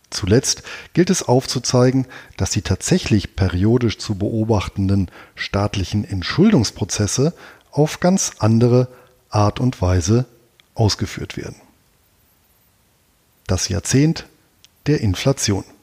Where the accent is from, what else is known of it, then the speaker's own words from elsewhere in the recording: Bonn, North Rhine-Westphalia, Germany; Mit Ludwig van Beethoven begeht der wohl berühmteste Sohn meiner alten Heimatstadt in diesem Jahr seinen 250. Geburtstag. Als der Wegbereiter der Romantik in Bonn geboren wurde